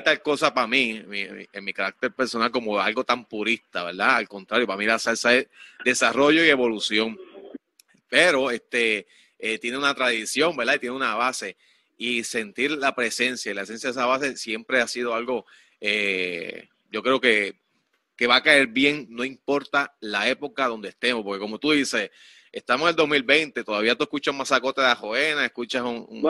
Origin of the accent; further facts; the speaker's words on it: Quebradillas, Puerto Rico; Yo soy de acá de Quebradilla, aquí cerquita de, de, ti